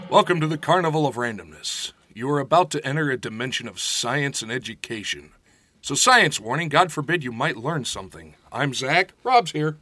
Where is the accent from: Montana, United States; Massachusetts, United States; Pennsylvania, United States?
Pennsylvania, United States; Pittsburgh; moved away; I grew up in Pittsburgh